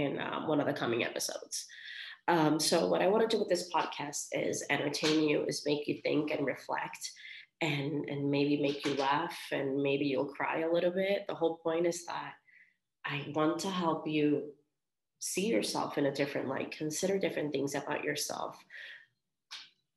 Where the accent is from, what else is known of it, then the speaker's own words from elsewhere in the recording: Vega Baja, Puerto Rico; also born or lived in Colorado; now in Miami, United States; I am from Vega Baja, Puerto Rico